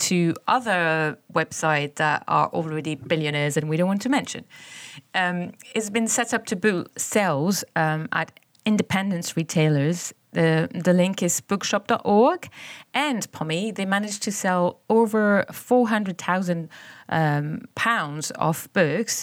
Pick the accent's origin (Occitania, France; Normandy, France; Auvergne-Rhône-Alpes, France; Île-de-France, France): Île-de-France, France; Paris; now in Bristol, United Kingdom; in my hometown, people have been celebrating with graffiti